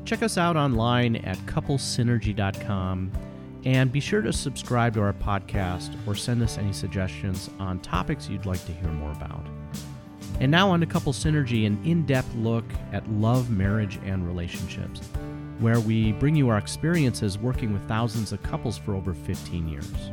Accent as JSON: {"language": "English", "town": "Chicago", "region": "Illinois", "country": "United States", "tie": "born or raised there", "also_born_or_lived": "Omaha, Nebraska", "said": "we both were born and raised in the Chicagoland area and have lived there most of our lives"}